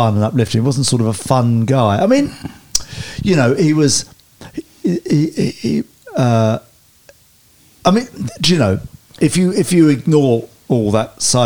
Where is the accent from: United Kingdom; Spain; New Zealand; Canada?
United Kingdom; Sevenoaks, South East England; I was born in 66 in Sevenoaks in Kent.